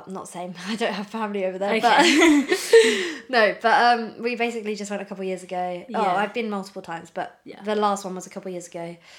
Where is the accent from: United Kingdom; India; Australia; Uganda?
United Kingdom; we're British, yeah.